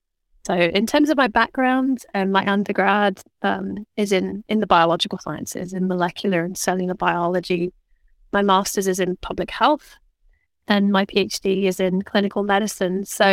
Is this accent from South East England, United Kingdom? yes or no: yes; Oxford, South East England, United Kingdom; moved away; also born or lived in London; Originally, I was born in London, actually. But we moved to Oxford when I was almost five. So I think of Oxford as home.